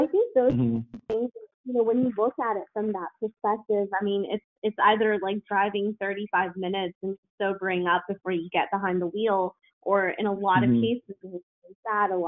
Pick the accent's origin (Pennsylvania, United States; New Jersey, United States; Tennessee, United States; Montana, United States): Tennessee, United States; I grew up in Tennessee in the South